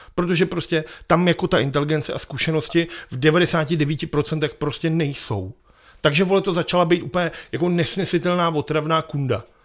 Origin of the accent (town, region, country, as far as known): Prague, Czechia